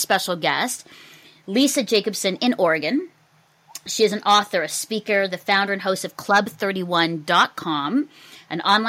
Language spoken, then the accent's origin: English; Burlington, Ontario, Canada; I'm here in my hometown of Burlington, Ontario